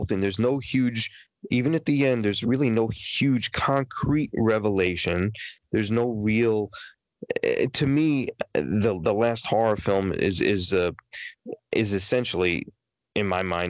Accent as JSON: {"language": "English", "town": "New York City", "region": "New York", "country": "United States", "moved": "yes", "said": "I was from Queens. I was from Queens"}